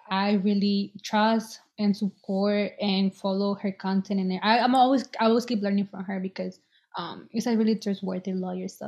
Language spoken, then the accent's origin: English; Boston, Massachusetts, United States; And since I was an undergrad and I'm from Boston, they were able to help me.